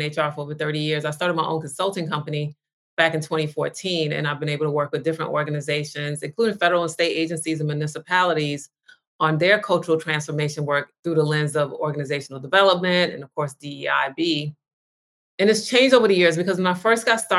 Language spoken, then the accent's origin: English; New York, United States; now in Los Angeles, United States; I live in Los Angeles, but I'm originally from New York